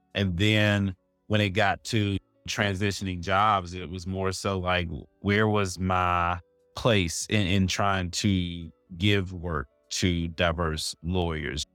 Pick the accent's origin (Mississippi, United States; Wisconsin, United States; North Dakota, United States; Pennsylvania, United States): Mississippi, United States; Jackson; also born or lived in Arkansas; now in Charlotte, United States; I'm originally from Jackson, Mississippi, currently living in Charlotte, North Carolina